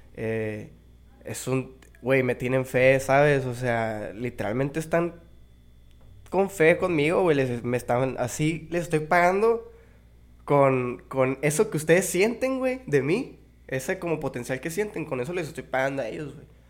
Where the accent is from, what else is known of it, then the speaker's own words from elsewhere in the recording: Mexicali, Baja California, Mexico; Aquí en Mexicali toda mi vida